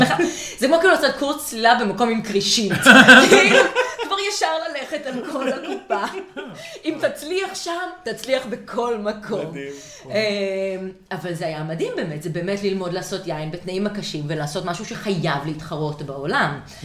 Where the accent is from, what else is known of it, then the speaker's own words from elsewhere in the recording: Israel; also born or lived in Canada; נולדתי בקנדה, עשיתי עלייה באיזה גיל שלושה חודשים